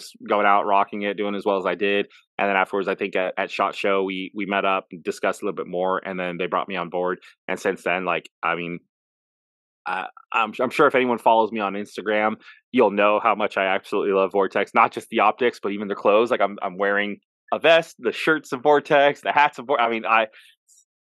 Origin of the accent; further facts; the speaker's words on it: Las Vegas, Nevada, United States; moved away as an adult; also born or lived in Phoenix; now in Chillicothe, United States; I was born and raised in Vegas